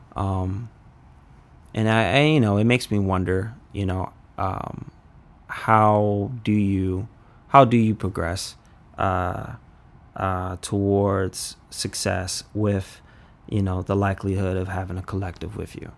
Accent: Washington, District of Columbia, United States; also born or lived in Oxon Hill, Maryland; I grew up in Northwest D C, and it was, used to called Bloomingdale

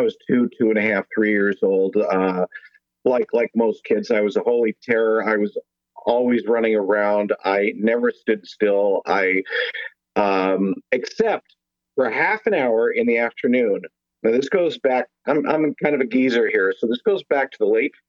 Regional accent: San Jose, California, United States; moved away as an adult; also born or lived in Hollywood, California / Bay Area, California; now in Nashville, United States; I am born and raised in San Jose, California

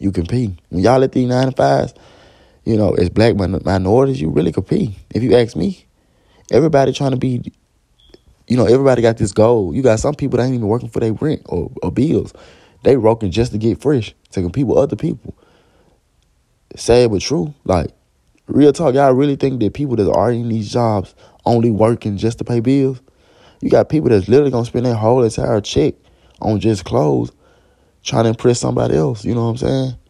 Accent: Memphis, Tennessee, United States; I'm from Memphis

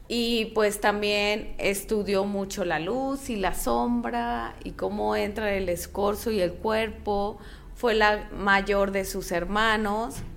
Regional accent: Mexico; soy mexicana

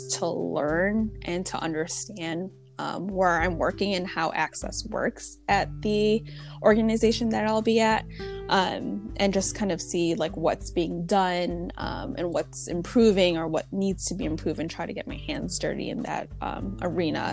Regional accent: Chicago, Illinois, United States; I'm from Chicago, like, never left for school, so I only know this market

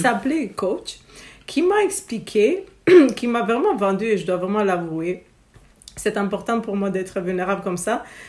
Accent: Romania; now in Quebec, Canada; je viens de Roumanie originairement. Euh, notre famille est un mix méditerranéen en fait, Grèce, Italie, Bulgarie, et puis voilà, je suis née en Roumanie.

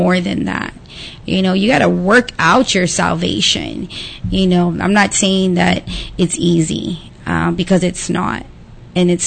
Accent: Pleasant Grove, Texas, United States; I'm from Pleasant Grove.

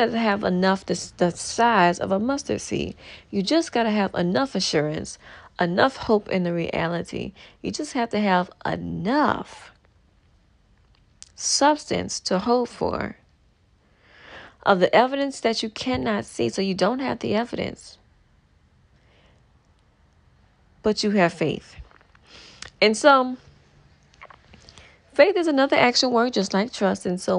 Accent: New Orleans, Louisiana, United States; I'm from New Orleans

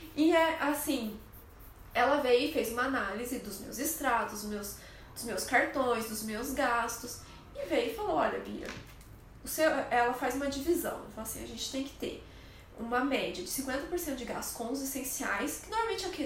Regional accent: Brazil; lá a gente é é brasileiro

